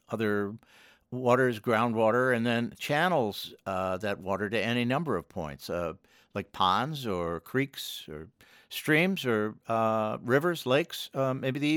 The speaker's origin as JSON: {"language": "English", "town": "Washington", "region": "District of Columbia", "country": "United States", "tie": "born or raised there", "said": "I grew up actually in Washington"}